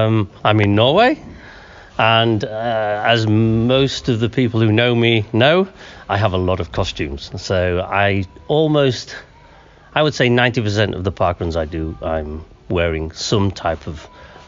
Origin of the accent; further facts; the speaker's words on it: Naracoorte, South Australia, Australia; now in Germany; from Naracoorte. Esslingen parkrun in Germany.